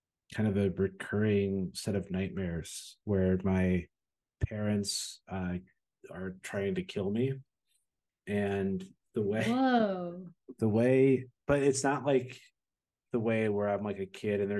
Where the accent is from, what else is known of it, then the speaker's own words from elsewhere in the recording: New Jersey, United States; now in Chicago, United States; I grew up in New Jersey